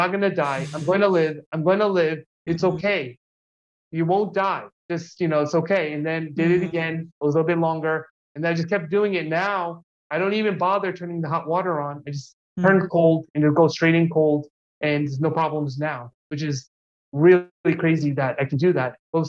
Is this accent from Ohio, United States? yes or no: no; New York, United States; also born or lived in New Jersey; now in Los Angeles, United States; when I grew up in New York and New Jersey, you know, we have long winters, and I really didn't like it.